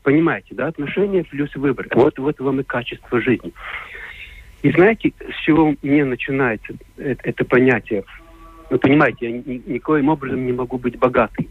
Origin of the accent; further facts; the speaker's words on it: Latvia; Russian is a second language; я не русский человек, я латыш